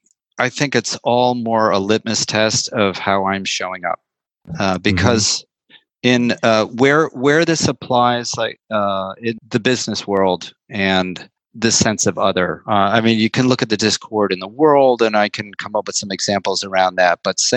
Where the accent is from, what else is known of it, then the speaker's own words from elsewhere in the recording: San Francisco, California, United States; I said, I am from San Francisco, California, sir.